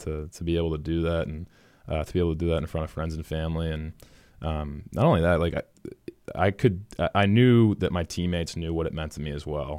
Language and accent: English; Lexington, Massachusetts, United States; born and raised in Lexington, Boston College grad